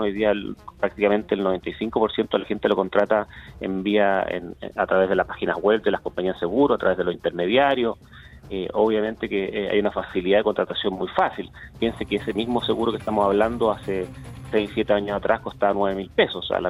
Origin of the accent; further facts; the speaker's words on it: Chile; somos todos los chilenos